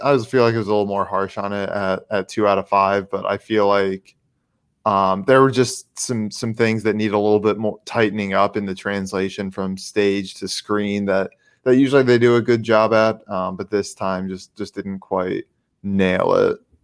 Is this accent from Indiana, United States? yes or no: yes; Indiana, United States; I ride from my home state here